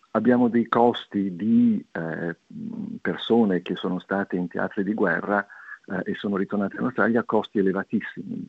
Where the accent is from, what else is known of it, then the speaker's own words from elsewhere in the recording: Liguria, Italy; da Ligure